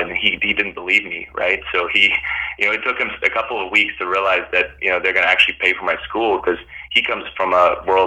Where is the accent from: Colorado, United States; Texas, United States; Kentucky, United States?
Texas, United States; Fort Worth; also born or lived in Bosnia / Berlin, Germany; I moved to Fort Worth, Texas, and kind of grew up there. So went to high school there, you know, went to middle school, went to high school there